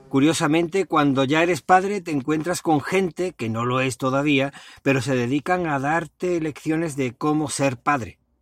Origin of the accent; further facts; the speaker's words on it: Spain; somos los españoles